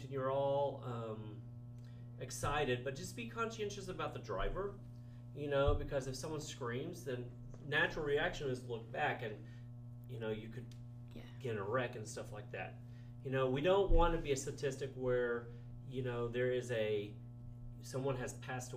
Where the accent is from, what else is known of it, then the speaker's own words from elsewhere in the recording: Paradise, Texas, United States; also born or lived in Denton, Texas; I grew up in a small town in Paradise, Texas.